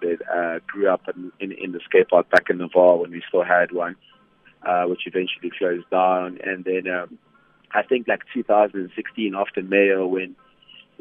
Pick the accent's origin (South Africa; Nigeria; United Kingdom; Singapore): South Africa; Vanderbijlpark, Gauteng; moved away as an adult; now in Johannesburg, South Africa; born and bred in Vanderbilt Park in the Vaal. Moved to Johannesburg 2011 after matric.